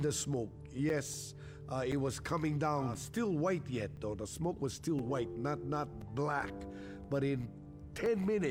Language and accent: English; Lahaina, Hawaii, United States; born and raised in Lahaina for 63 years, I know my way around in Lahaina.